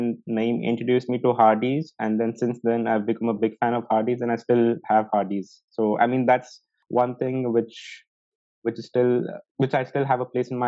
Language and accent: English; Dubai, United Arab Emirates; I've been born and brought up in Dubai in United Arab Emirates